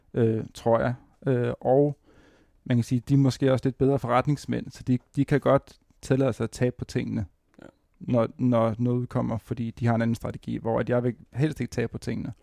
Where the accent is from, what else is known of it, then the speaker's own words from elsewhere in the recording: Præstø, Zealand, Denmark; moved away as an adult; also born or lived in Vordingborg; now in Copenhagen, Denmark; jeg er nede fra Sydsjælland, nede fra Præstø